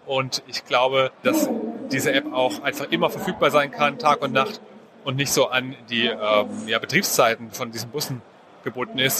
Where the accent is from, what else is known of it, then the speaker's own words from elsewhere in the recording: Frankfurt, Hesse, Germany; also born or lived in Darmstadt; Ich komme aus Frankfurt